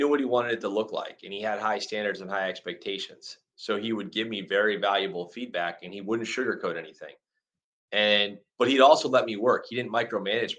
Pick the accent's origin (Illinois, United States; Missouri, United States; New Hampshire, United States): New Hampshire, United States; Manchester; moved away as an adult; also born or lived in Central Pennsylvania / Winston-Salem, North Carolina; I was born in Central PA, and then my dad's family, most of them are from, and still do to this day, live outside of Philadelphia. So they live in like Norristown, Lansdale, Methacton, Horsham, that area. When I was 8 years old, we moved to Manchester, New Hampshire. I went to high school there